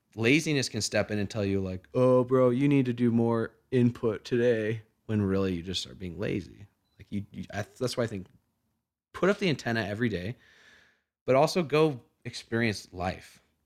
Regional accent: Oregon, United States; moved away as an adult; now in Colorado, United States; I've only been out here for, out here for a few months, but I mean, I grew up in Oregon.

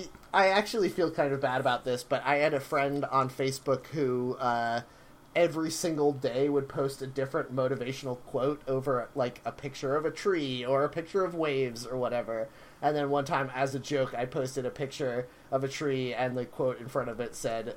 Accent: United Kingdom; as emotionally and physically repressed as us British people.

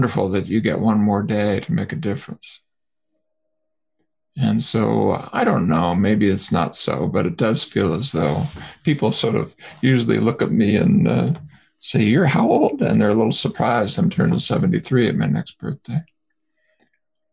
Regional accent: United States; being American

